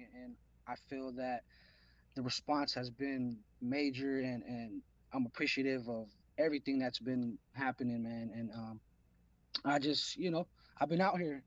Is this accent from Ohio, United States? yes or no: no; Los Angeles, California, United States; I hail from the San Fernando Valley, Los Angeles hip hop.